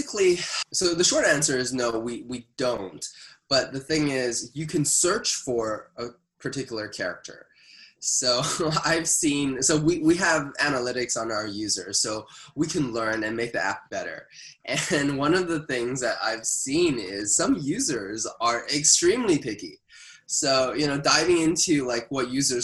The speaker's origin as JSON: {"language": "English", "country": "Canada", "said": "as a Canadian"}